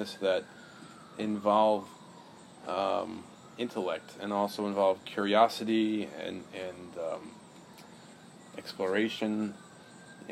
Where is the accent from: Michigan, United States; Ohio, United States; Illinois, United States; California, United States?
Ohio, United States; Central; I'm a resident of Central Ohio